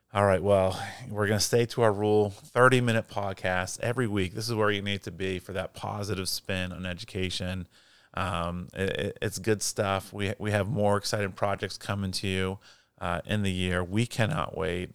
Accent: Portland, Maine, United States; moved away; I grew up in Portland, Maine

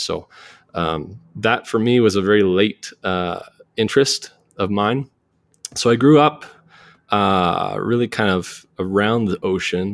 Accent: Cole Harbour, Nova Scotia, Canada; accent: Canadian; moved away as an adult; now in Jackson, United States; I'm from the Maritimes, which is I always like to point people to it, like, northeast of Maine. So, Nova Scotia, Cole Harbor, uh, it's a very rural part of Canada.

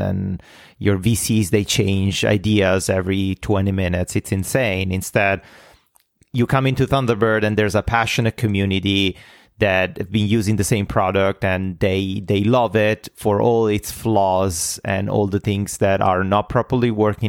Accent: Italy; moved away as an adult; now in North America; I'm Italian. Uh, I lived, I was born in Italy and I lived in Italy until I was twenty-seven

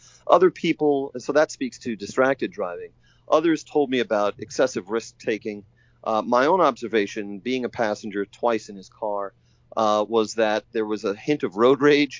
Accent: Staten Island, New York, United States; And I'm an outer borough New Yorker as well. I come from Staten Island.

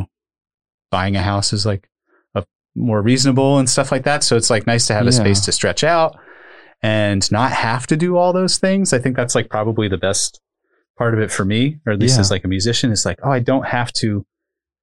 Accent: Upper Bucks County, Pennsylvania, United States; also born or lived in Lehigh Valley; I grew up in Upper Bucks County

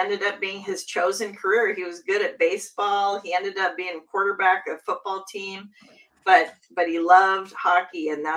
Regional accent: Seattle, Washington, United States; Seattle has a new team. That's my hometown

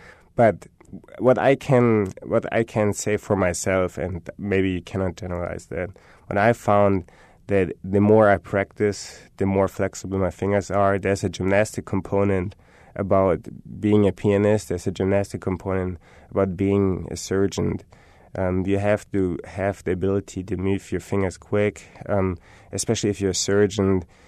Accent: Germany; I'm from Germany. I have German rap.

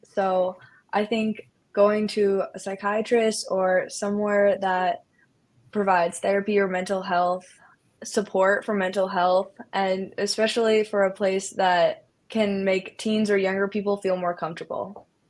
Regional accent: Iowa, United States; I'm from Iowa

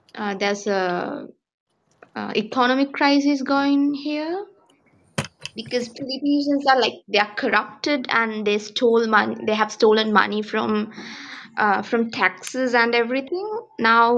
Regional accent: Sri Lanka; I'm from Sri Lanka.

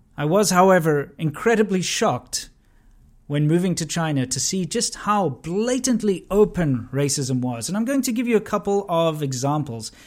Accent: South Africa; I grew up in South Africa during the abolishment of apartheid

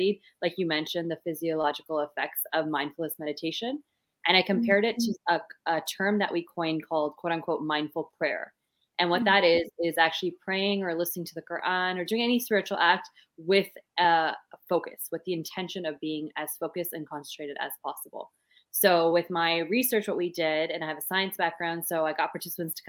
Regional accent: Canada; I am from Canada, so don't have the beautiful accent that you all have.

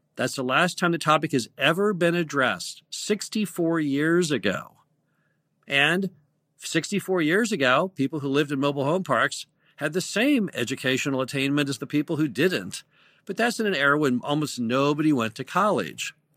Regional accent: United States; I'm an American

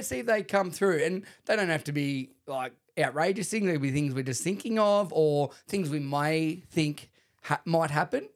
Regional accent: Shepparton, Victoria, Australia; I grew up with him in Shepparton

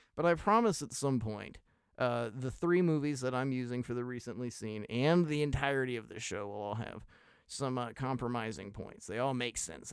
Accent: United States; I'm an American

